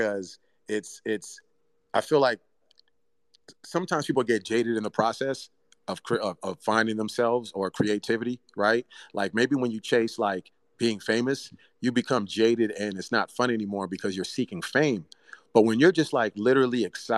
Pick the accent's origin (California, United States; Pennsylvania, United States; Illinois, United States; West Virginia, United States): California, United States; Bay Area, Northern; English is a second language; I grew up in the Bay Area, Northern California, Oakland, San Francisco